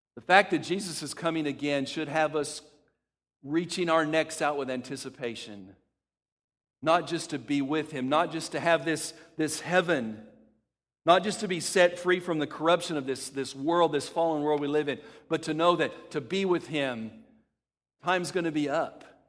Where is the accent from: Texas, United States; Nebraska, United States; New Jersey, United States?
Texas, United States; El Paso; When I was a kid, growing up in El Paso, Texas